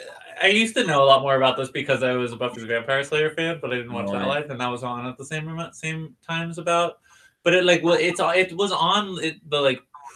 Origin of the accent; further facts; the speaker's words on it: Pittsburgh, Pennsylvania, United States; if I'm from Pittsburgh